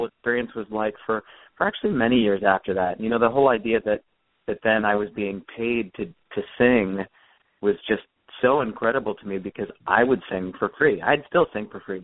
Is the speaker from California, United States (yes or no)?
yes; California, United States; I grew up in California